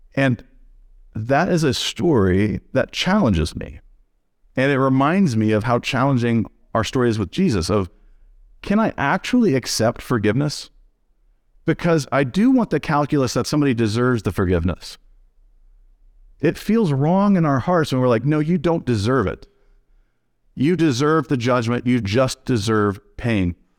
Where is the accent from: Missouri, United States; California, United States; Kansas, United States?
Missouri, United States; now in Jackson, Michigan, United States; I'm from Missouri, so I'm from the show me state